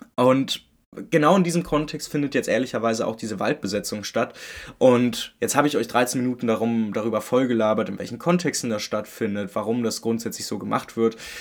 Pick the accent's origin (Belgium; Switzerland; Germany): Germany; Berlin; Ich bin Unioner, ich komme aus Köpenick, zwar geboren, ich meine, geboren in Friedrichshagen